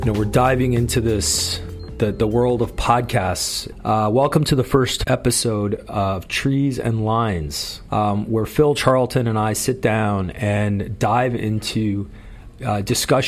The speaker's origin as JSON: {"language": "English", "country": "Canada", "said": "as a Canadian"}